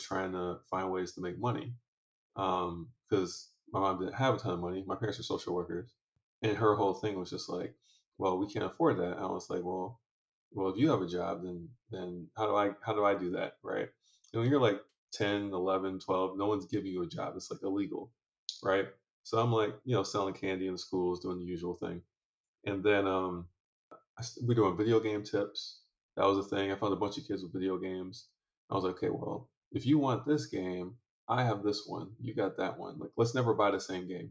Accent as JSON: {"language": "English", "town": "Detroit", "region": "Michigan", "country": "United States", "tie": "born or raised there", "also_born_or_lived": "Lansing, Michigan", "said": "grew up around Detroit"}